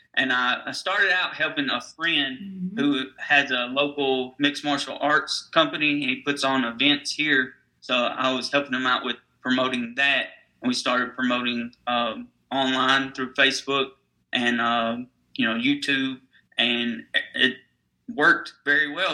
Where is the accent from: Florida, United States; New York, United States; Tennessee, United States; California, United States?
Tennessee, United States; Nashville; I'm from Nashville, Tennessee, so it's known as Music City.